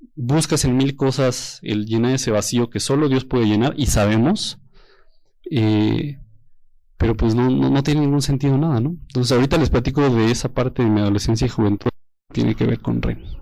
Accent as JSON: {"language": "Spanish", "town": "Toluca", "region": "State of Mexico", "country": "Mexico", "said": "yo soy de Toluca y de la iglesia de Toluca"}